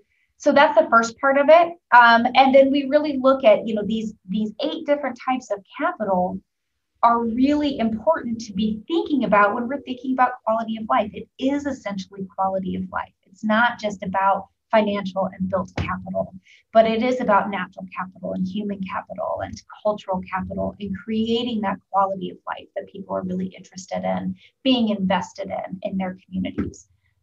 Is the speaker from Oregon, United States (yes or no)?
yes; Oregon, United States; now in Indiana, United States; So for example, I'm from Oregon, and I've lived all over the country. I moved to the Midwest. I moved to Indiana because of my job.